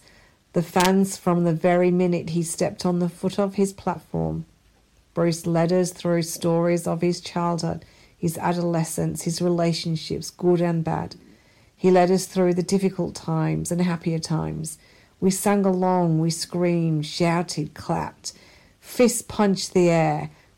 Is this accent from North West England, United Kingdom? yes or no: yes; Blackpool, North West England, United Kingdom; now in Australia; I currently live in Australia, but I'm originally from England, northwest coast of England, a place called Blackpool.